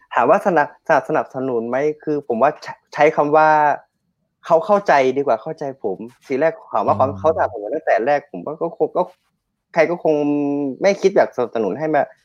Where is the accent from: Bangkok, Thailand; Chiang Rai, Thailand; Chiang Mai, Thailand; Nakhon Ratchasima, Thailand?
Chiang Rai, Thailand; accent: Northern Thai (kham mueang); บ้านผมอยู่บ้านนอกนะครับ แล้วก็ทางบ้านผมอ่ะจะเป็นทางที่ไปน้ำตกขุนกร